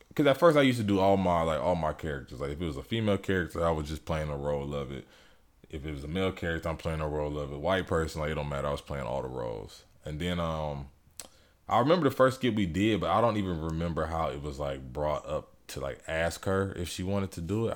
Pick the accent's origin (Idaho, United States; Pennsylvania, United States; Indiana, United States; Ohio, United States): Ohio, United States; Elyria; also born or lived in Fort Bragg, North Carolina; I was born in Fort Bragg, North Carolina. My dad was in the military, but I'm from Elyria, Ohio. That's E L Y R I A. It's about thirty, forty minutes from Cleveland. Um, but that's where, like, I grew up.